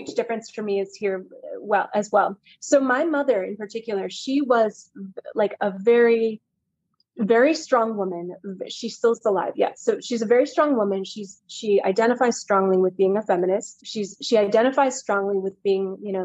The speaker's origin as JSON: {"language": "English", "town": "San Francisco", "region": "California", "country": "United States", "tie": "born or raised there", "said": "I grew up in San Francisco"}